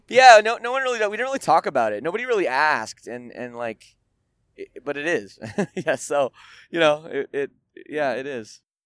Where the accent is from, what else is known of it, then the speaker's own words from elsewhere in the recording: Canada; I'm Canadian and and we we have universal health care